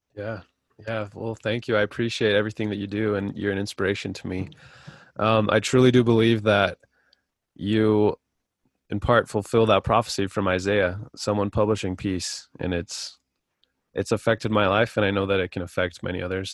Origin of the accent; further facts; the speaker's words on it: Salt Lake City area, Utah, United States; also born or lived in Roosevelt, Utah; I, I grew up in Salt Lake. Well, not in Salt Lake, but 10 minutes away.